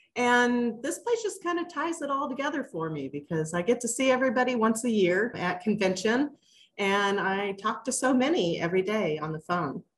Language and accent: English; Kansas City, Missouri, United States; also born or lived in Duluth, Minnesota, United States; I've been down in Kansas City since, I don't know, I was about eight, nine, ten years old in that area. Um, we were in Kansas for just a little bit, got wiped out by a tornado, and ended up in Missouri. And I've been here ever since